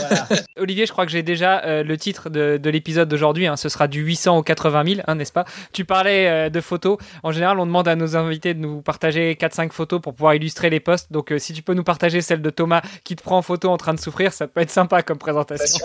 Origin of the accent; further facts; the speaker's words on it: France; un Français